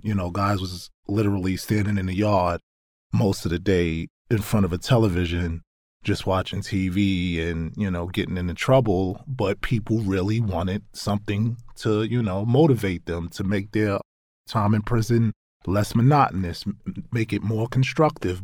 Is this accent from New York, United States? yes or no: yes; New York City, New York, United States; I grew up in Brownsville, Brooklyn, in New York